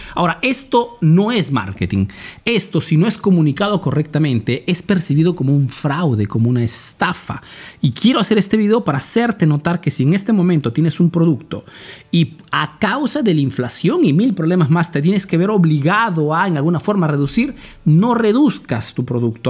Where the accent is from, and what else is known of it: Peru; now in Italy